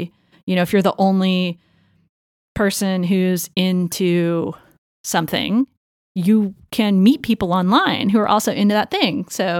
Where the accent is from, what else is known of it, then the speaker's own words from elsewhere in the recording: Los Angeles, California, United States; now in San Francisco, United States; Los Angeles. I always wanted to get away from Los Angeles, come to San Francisco.